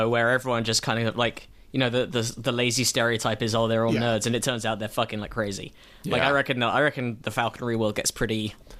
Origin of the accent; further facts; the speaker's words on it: Watford, East of England, United Kingdom; accent: English; moved away; I grew up near Watford.